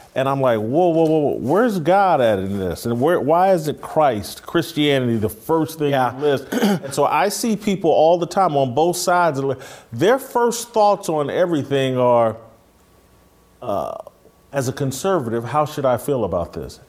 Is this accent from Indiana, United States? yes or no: yes; Indianapolis, Indiana, United States; I'm from Indianapolis